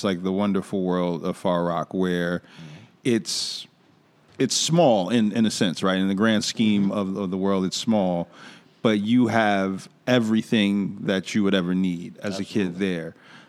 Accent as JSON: {"language": "English", "region": "New York", "country": "United States", "tie": "born or raised there", "said": "that's one of the advantages of growing up in New York, right?"}